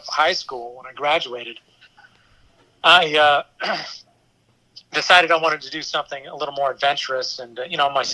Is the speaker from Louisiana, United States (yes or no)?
yes; Houma, Louisiana, United States; I'm from Houma.